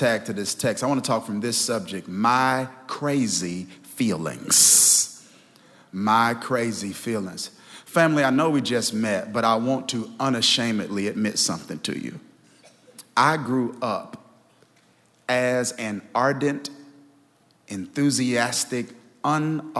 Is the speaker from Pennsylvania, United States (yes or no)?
no; Kilmichael, Mississippi, United States; moved away as an adult; now in New Jersey, United States; I'm from Kilmichael, Mississippi